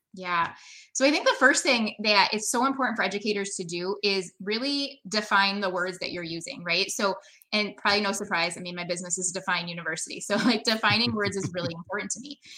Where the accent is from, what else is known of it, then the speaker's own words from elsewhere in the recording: Brampton, Ontario, Canada; now in United States; I was born in Brampton outside of Toronto